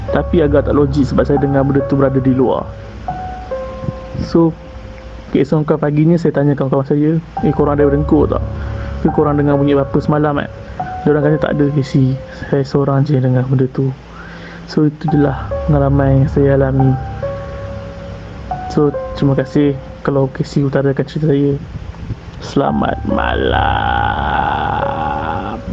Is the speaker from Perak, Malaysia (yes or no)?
yes; Kuala Kangsar, Perak, Malaysia; Saya berasal pada Kuala Kangsar.